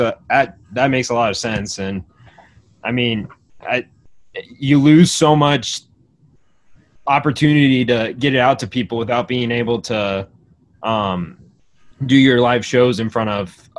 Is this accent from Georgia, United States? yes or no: no; Nebraska, United States; we're from Nebraska